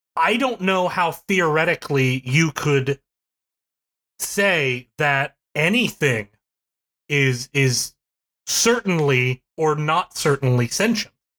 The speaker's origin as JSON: {"language": "English", "town": "Charleston", "region": "West Virginia", "country": "United States", "tie": "born or raised there", "said": "Charleston, West Virginia, which is my hometown, that I went to as a kid."}